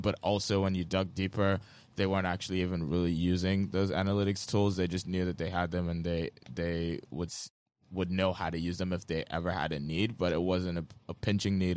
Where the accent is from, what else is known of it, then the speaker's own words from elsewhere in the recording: Lagos, Nigeria; I grew up in Lagos, Nigeria, in a family of artists